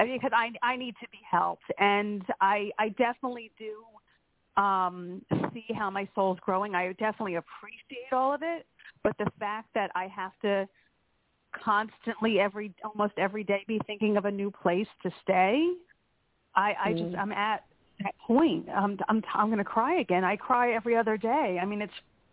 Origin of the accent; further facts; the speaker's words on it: Pennsylvania, United States; from Pennsylvania